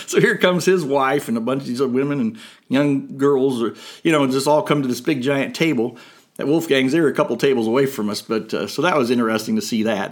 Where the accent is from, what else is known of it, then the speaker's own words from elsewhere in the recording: Fort Wayne, Indiana, United States; I'm from Fort Wayne my entire life